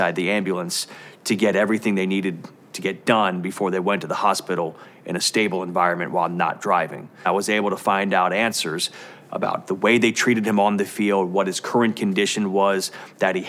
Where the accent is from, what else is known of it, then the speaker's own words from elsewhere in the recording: Cincinnati, Ohio, United States; I am from Cincinnati. This is where I grew up. This is where I was raised